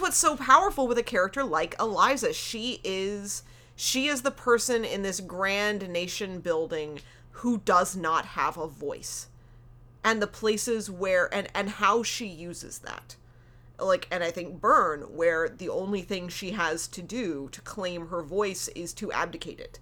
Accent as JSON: {"language": "English", "country": "United States", "moved": "as an adult", "lives_now": "Canada", "said": "as an American"}